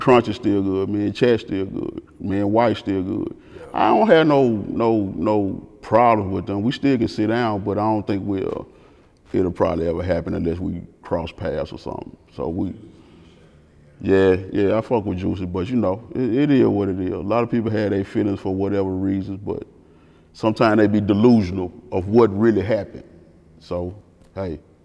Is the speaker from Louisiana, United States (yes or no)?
no; the Bay, Tennessee, United States; I'm from the Bay